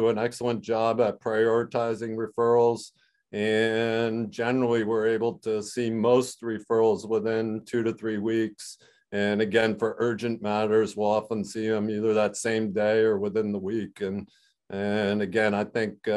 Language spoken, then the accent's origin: English; Mystic, Connecticut, United States; moved away as an adult; also born or lived in Rhode Island; now in Vermont, United States; I grew up in Mystic, Connecticut, so we were close to my parents that way